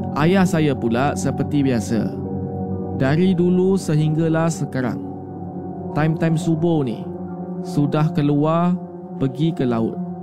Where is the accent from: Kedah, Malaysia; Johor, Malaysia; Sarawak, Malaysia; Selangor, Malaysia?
Sarawak, Malaysia; Saya merupakan anak kelahiran dari Sarawak.